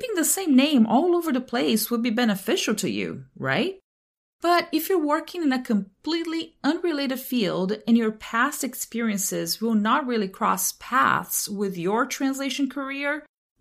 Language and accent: English; Brazil; I'm from Brazil, and we pronounce initial R's as a hard H